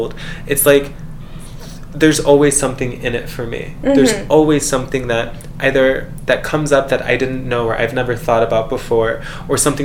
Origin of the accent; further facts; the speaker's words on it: San Diego, California, United States; also born or lived in Cedar City, Utah; now in Las Vegas, United States; I'm from San Diego originally, and I moved to Vegas